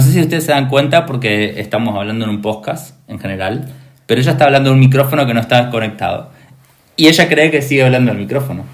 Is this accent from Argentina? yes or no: yes; Argentina; yo como argentino